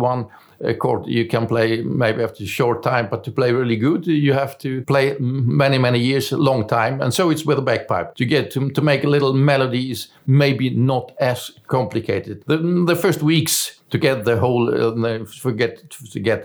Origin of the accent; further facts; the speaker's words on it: Germany; English is a second language; moved away as an adult; now in Sweden; I was born in Germany, but I came to Sweden in 1988.